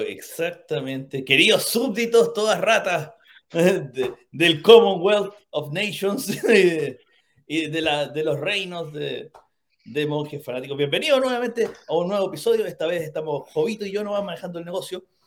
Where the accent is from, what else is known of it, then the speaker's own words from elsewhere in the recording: Chile; nosotros que somos chilenos